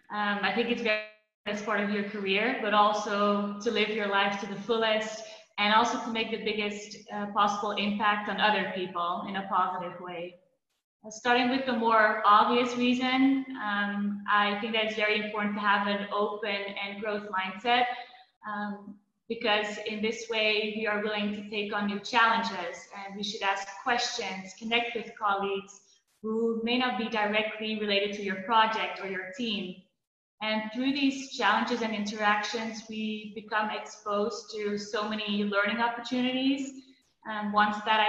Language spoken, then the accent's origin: English; Belgium; also born or lived in Netherlands / Hong Kong / Shanghai / Boston; now in Budapest, Hungary; I'm from the Netherlands, but I grew up in Belgium